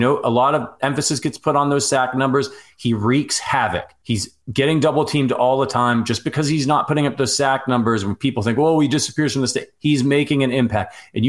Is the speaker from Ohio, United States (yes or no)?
yes; Northeast Ohio, United States; I'm from Northeast Ohio. I'm a Guardians fan.